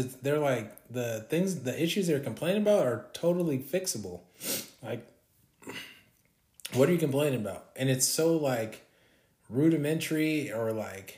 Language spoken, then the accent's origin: English; Orange County, California, United States; I'm from California, Orange County, California to be exact